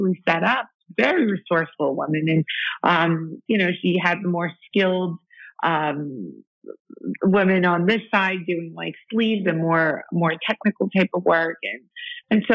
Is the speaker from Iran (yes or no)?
yes; Iran; moved away; I'm from Iran